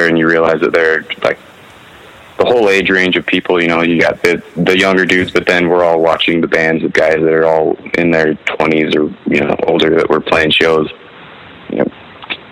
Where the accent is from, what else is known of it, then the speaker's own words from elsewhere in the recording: Kearns, Utah, United States; also born or lived in Salt Lake City, Utah; I was born in downtown Salt Lake, and then raised like in a city called Kearns. It was like 20 minutes west